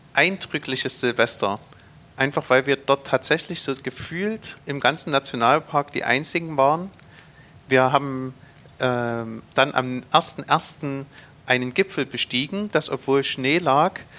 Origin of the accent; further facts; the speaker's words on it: Zschopau, Saxony, Germany; Ich bin in den Schobau groß geworden